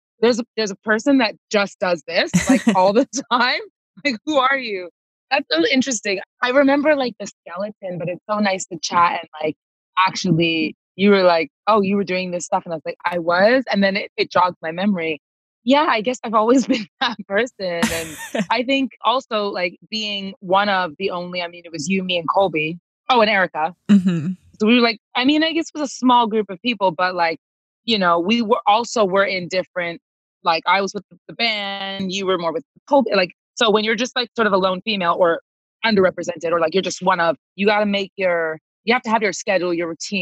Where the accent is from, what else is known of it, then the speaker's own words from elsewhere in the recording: Toronto, Ontario, Canada; moved away as an adult; also born or lived in Los Angeles / London; I was born and raised in Toronto. Yeah. And so I left Toronto when I was 20 years old